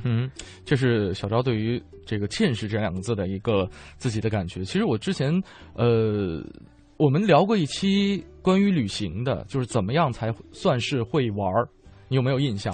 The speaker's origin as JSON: {"language": "Chinese", "region": "Northeast China", "country": "China", "tie": "born or raised there", "moved": "yes", "lives_now": "Beijing, China", "said": "我老家是东北的嘛"}